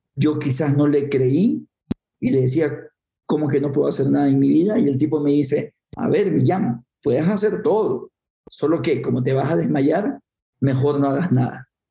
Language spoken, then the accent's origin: Spanish; Guayaquil, Guayas, Ecuador; nací en el Ecuador, en una ciudad que se llama Guayaquil, para ubicarnos, una ciudad bastante húmeda, bastante caliente, cuatro metros sobre el nivel del mar, eh, y me crié en un barrio marginal bastante pobre